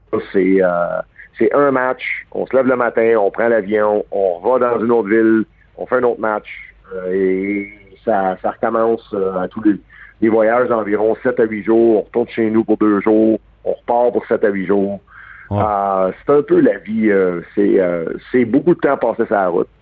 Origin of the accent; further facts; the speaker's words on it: Montreal, Quebec, Canada; je suis né à Verdun. Euh, un gars de Verdun